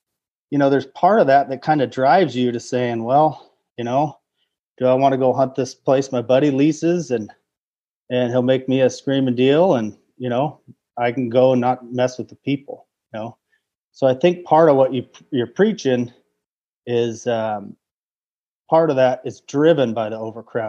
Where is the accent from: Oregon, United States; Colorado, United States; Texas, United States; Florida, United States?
Oregon, United States; Well, the outskirts, suburbs. So, yeah, born and raised in Oregon.